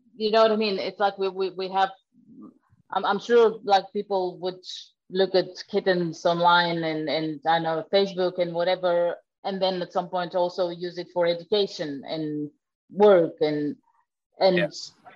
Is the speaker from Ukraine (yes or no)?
yes; Crimea, Ukraine; moved away; I'm actually originally from the Crimea